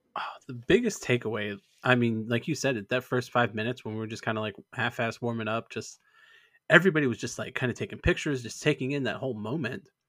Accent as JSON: {"language": "English", "country": "Canada", "also_born_or_lived": "Alberta", "moved": "yes", "said": "I'm still Canadian"}